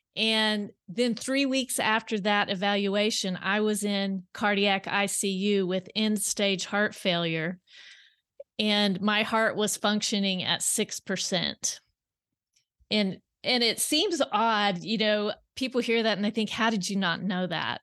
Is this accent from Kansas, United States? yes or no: yes; South Central Kansas, United States; moved away as an adult; now in Bentonville, United States; I grew up in South Central Kansas and on wh, uh, wheat and cattle farm